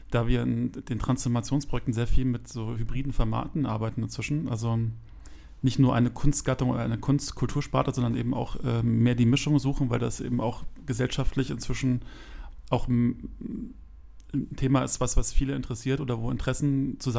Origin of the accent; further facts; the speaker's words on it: Berlin, Germany; ich bin tatsächlich äh, original Kreuzberger. Ich bin in Kreuzberg geboren